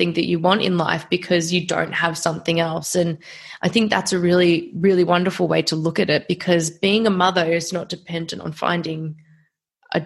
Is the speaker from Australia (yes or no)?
yes; Australia; as an Australian citizen